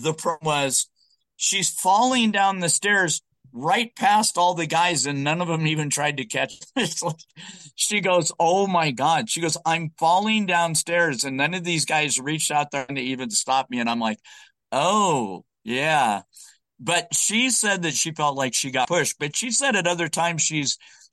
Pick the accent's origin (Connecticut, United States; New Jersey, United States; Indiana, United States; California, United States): California, United States; Southern; moved away as an adult; also born or lived in Arizona; I was born in Arizona. I grew up in Southern California.